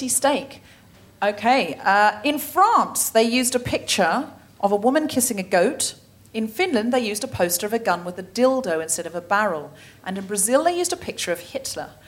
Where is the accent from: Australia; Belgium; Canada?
Australia; I am Australian, but I have dual citizenship with Britain